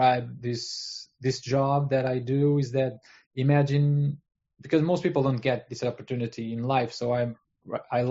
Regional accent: Portugal; I'm at Portugal, and I'm from Portugal. I live here. I live here my entire life

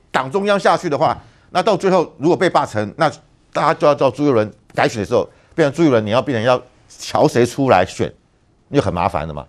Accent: Taiwan; 我们台湾人

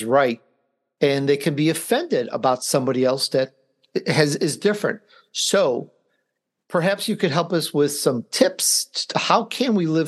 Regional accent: Chicago, Illinois, United States; I grew up in Chicago

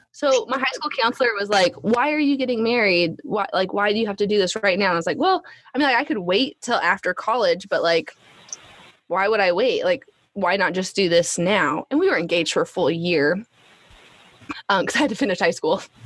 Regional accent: Alaska, United States; moved away; we're from Alaska.

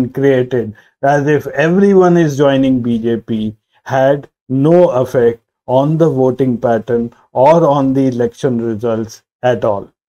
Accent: India; As an Indian, I am proud

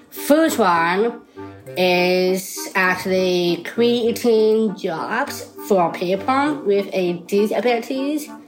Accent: Boston, Massachusetts, United States; I, uh, I am a 31. I born down syndrome, and I am from Boston.

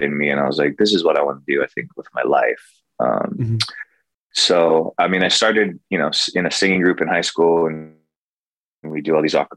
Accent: Kailua, Hawaii, United States; moved away; also born or lived in Nashville / Santa Barbara; I grew up mostly in Kailua, which is on the east side of Oahu

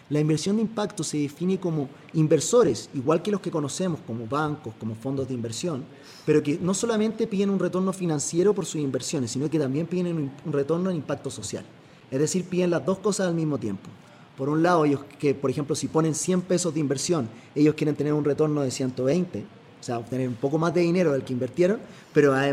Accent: Chile; now in Costa Rica; soy chileno, como comprenderás por el acento

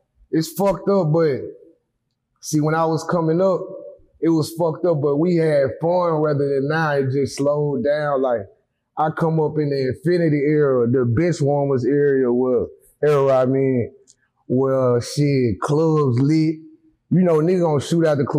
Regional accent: Huntsville, Alabama, United States; born or raised there; also born or lived in Athens, Alabama / Decatur, Alabama

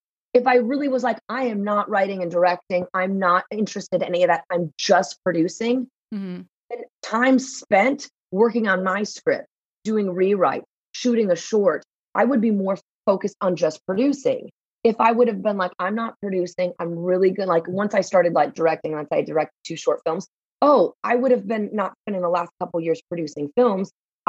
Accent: Texas, United States; I came from Texas, all my original movies were shot in Texas.

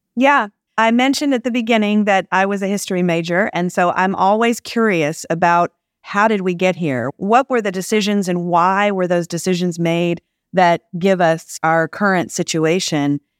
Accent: Jackson, Mississippi, United States; moved away as an adult; also born or lived in Bay Area, California; now in Los Angeles, United States; I grew up in Jackson, Mississippi

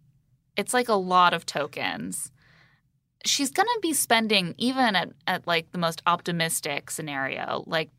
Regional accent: Indiana, United States; I'm from Indiana, and I had like some education in high school

